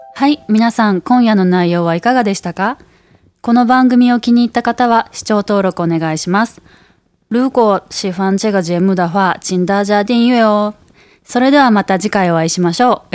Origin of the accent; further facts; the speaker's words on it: Osaka, Japan; also born or lived in Taiwan; 大阪に帰ってきた